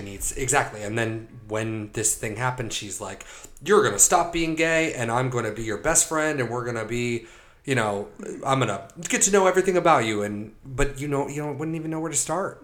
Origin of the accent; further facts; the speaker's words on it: United States; growing up in America